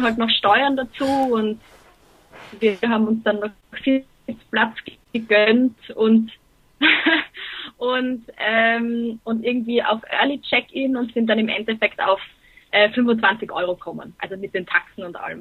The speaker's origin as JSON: {"language": "German", "town": "Graz", "region": "Styria", "country": "Austria", "also_born_or_lived": "Dortmund", "said": "ich bin aus Österreich"}